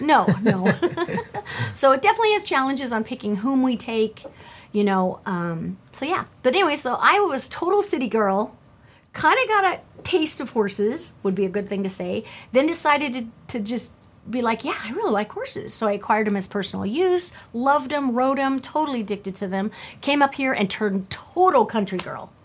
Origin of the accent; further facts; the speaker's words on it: California, United States; moved away; originally I'm from California